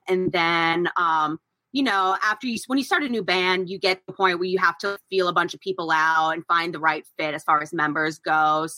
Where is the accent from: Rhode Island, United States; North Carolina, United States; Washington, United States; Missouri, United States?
North Carolina, United States; We are from North Carolina.